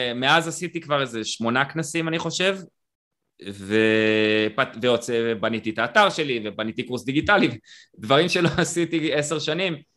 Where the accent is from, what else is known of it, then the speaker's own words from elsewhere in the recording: Israel; אני קיבוצניק